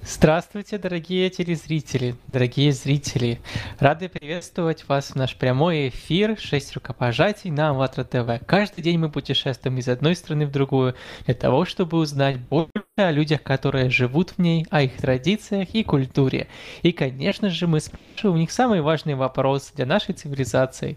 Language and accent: Russian; Morocco; о Марокко, о моей прекрасной стране